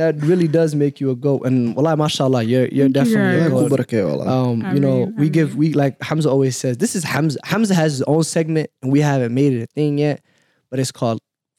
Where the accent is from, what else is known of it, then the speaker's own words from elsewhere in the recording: Minneapolis, Minnesota, United States; I'm from Minneapolis.